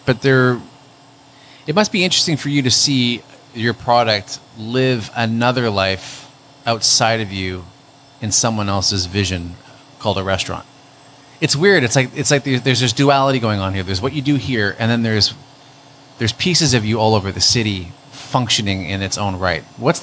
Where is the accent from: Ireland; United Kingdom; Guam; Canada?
Canada; Hamilton, Ontario; also born or lived in Toronto; I miss my hometown. And every time I came home to Hamilton